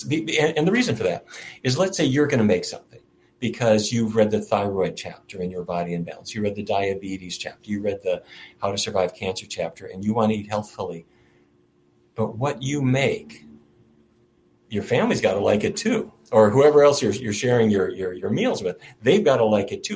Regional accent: Fargo, North Dakota, United States; now in Washington, D.C., United States; I grew up in Fargo, North Dakota, and there every day of my life, it was roast beef, baked potatoes, and corn

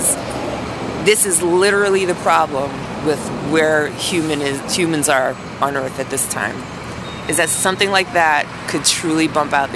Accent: New York, United States; moved away; being a New Yorker and all, or a former New Yorker

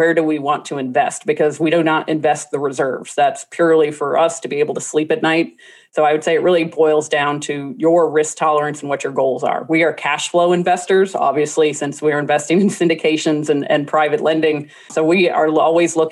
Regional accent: New Orleans, Louisiana, United States; I'm from New Orleans

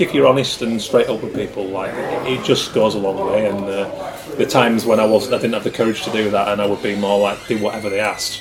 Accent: Yorkshire and the Humber, United Kingdom; accent: Yorkshire; I hope you like a Yorkshire accent, because if not, I've kind of got a hard time changing it

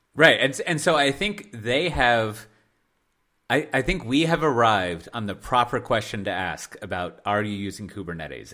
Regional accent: United States; moved away as an adult; also born or lived in Hendrik-Ido-Ambacht/Dordrecht area, Netherlands; now in Netherlands; I love living here and I'm an American. I'm a foreigner

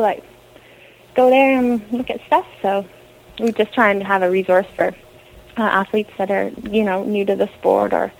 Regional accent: Canada; I'm Canadian

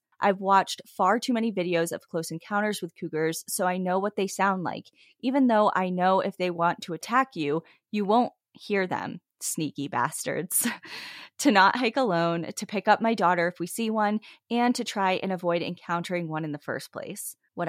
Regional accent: Iowa, United States; There were trees everywhere. We're from Iowa, so this is a rare sight already.

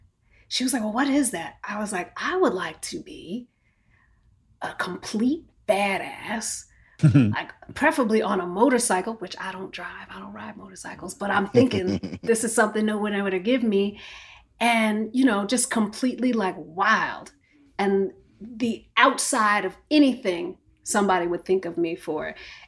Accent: East Coast, United States; You know, I'd lived in New York for a really long time. And I grew up on the East Coast.

